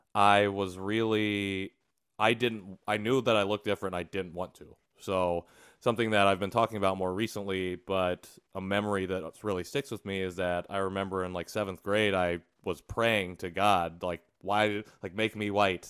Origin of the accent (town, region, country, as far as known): Indiana, United States; born or raised there; moved away as an adult; also born or lived in Seoul, South Korea